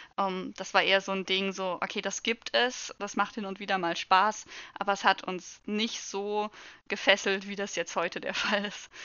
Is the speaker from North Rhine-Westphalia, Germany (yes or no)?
no; Saxony, Germany; Also ich komme aus, äh, aus Sachsen